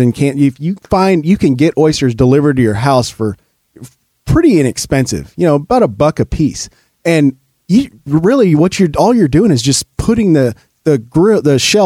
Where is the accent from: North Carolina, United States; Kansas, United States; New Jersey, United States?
Kansas, United States; I grew up in Kansas, you know, since I was a baby